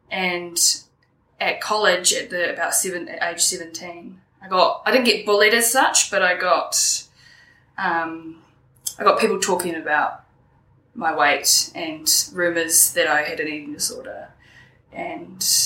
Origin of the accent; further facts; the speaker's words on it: Wellington, New Zealand; I grew up on the Kapiti coast with my mother and one of my brothers.